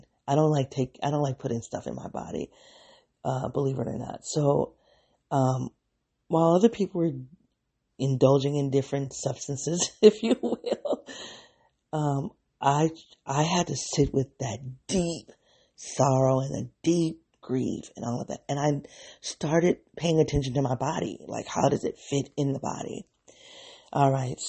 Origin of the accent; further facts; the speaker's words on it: Midwest, United States; moved away as an adult; also born or lived in the South; I'm from the Midwest, and I'm in like this, from a factory town